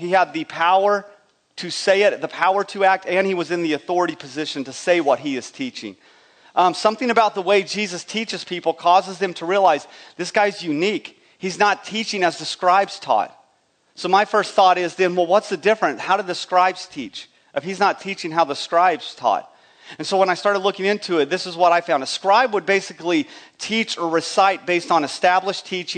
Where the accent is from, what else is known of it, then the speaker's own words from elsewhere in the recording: eastern New Mexico, West Texas, United States; moved away; I grew up in West Texas, eastern New Mexico